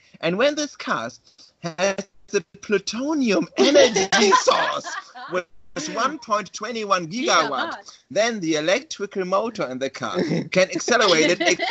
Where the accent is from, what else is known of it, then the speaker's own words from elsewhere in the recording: Germany; English is a second language; We are Germans.